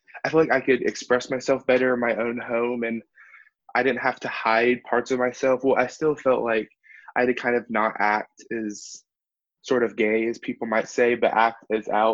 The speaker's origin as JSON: {"language": "English", "town": "Nashville", "region": "Tennessee", "country": "United States", "said": "I'm from Nashville, Tennessee"}